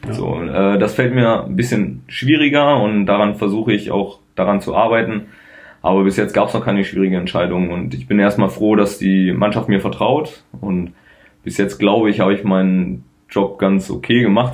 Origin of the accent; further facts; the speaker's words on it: Dingelbe, Lower Saxony, Germany; in Dinkelbe, wo ich aufgewachsen bin, da in die Grundschule